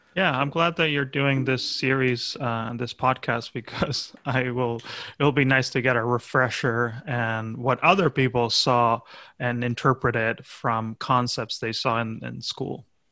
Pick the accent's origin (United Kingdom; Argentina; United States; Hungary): Argentina; my home country of Argentina